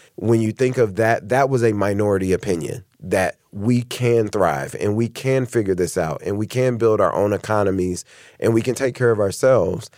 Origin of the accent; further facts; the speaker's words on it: Indianapolis, Indiana, United States; moved away as an adult; now in Cincinnati, United States; We're from we're both born and raised in Indianapolis